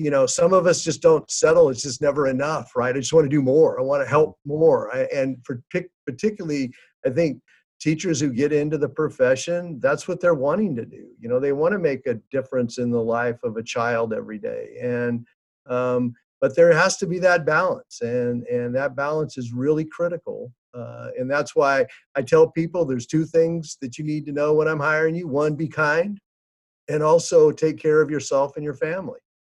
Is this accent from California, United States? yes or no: yes; Fresno, California, United States; I grew up here in Fresno, went to school at Central High School